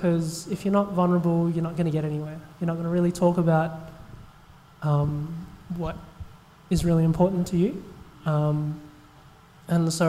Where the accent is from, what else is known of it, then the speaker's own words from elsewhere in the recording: Australia; I'm an Australian-born Chinese